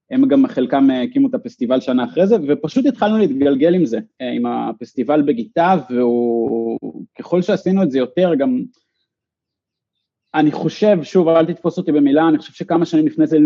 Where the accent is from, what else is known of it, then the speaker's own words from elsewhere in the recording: Ramat Yishai, Northern District, Israel; ואני גדלתי באחד מהם ברמת ישי, ומי שהקים את הקיר ברמת ישי